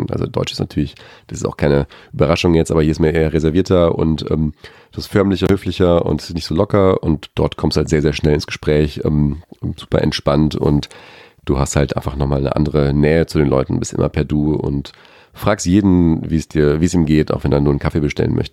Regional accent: Australia; hast immer gesagt, ich bin Australier. Und die sagen, nein, du bist einfach nur eine Kartoffel.

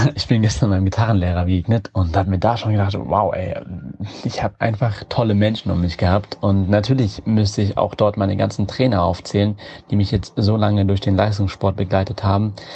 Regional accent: Wiesbaden, Hesse, Germany; also born or lived in Yemen; Mit fünf Jahren bin ich nach Deutschland aus dem Jemen gekommen und dann in Wiesbaden aufgewachsen

